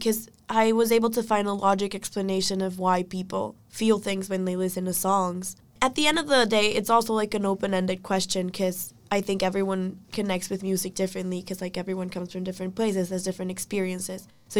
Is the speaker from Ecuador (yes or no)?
yes; Ecuador; moved away; I'm a first-year student in UVA, and I'm from Ecuador